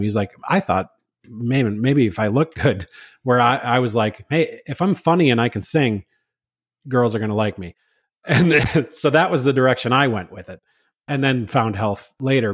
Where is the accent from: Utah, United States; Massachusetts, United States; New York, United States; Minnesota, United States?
Minnesota, United States; I'm from Minnesota